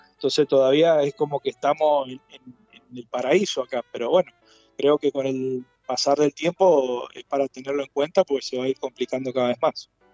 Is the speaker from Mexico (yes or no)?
no; Mendoza, Argentina; soy oriundo mendocino